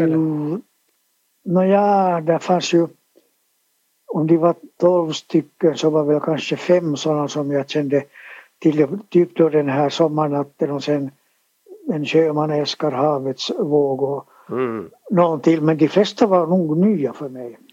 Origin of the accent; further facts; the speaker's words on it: Helsinki, Uusimaa, Finland; also born or lived in Sipoo; Jag är född på Eira sjukhus i Helsingfors